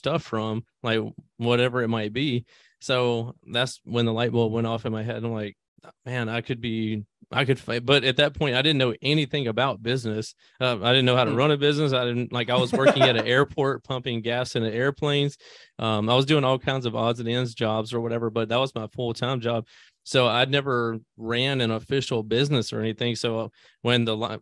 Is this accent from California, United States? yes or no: no; Greenville, Mississippi, United States; I come from Greenville, Mississippi, a very small country town in Mississippi